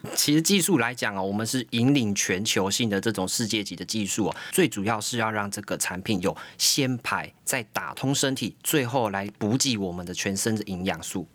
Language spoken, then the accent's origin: Chinese; Taiwan; 我们台湾人非常厉害